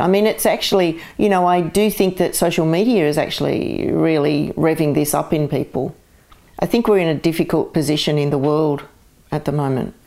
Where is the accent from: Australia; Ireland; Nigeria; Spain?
Australia; Castle Hill, New South Wales; born or raised there; also born or lived in Glasgow, Scotland / Parramatta, Australia